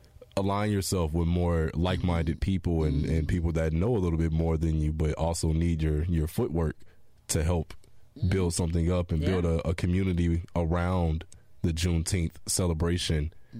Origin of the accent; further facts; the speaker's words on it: Chicago, Illinois, United States; now in Indianapolis, United States; Indianapolis is home now, but mm-hmm. in my hometown of Chicago